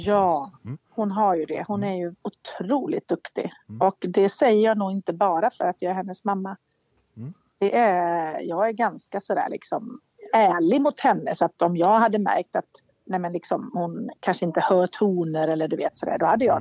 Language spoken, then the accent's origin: Swedish; Borås, Västra Götaland, Sweden; also born or lived in Viskafors; jag är från Borås, jag pratar inte göteborgska.